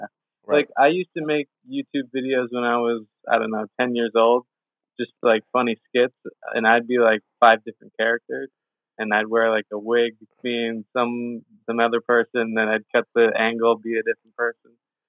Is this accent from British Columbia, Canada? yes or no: yes; Victoria, British Columbia, Canada; I was born and raised here in Victoria, BC.